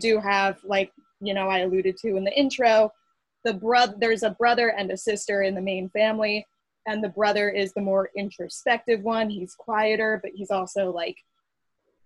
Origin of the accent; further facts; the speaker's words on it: New Jersey, United States; where I grew up in New Jersey